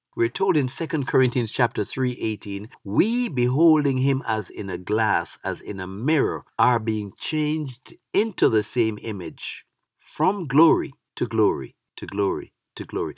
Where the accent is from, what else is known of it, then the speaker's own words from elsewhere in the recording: Jamaica; moved away as an adult; now in United States; As a young man growing up in Jamaica, I was never affiliated as a P N P or a G L P either